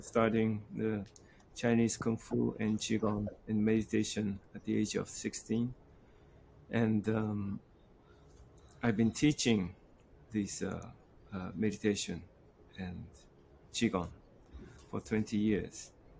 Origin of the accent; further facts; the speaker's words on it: Japan; also born or lived in Morocco / United Kingdom / France / United States; I'm from Japan. I was born in Morocco and moving around in UK and France, United States, different countries. And I settled down in Kyoto for a while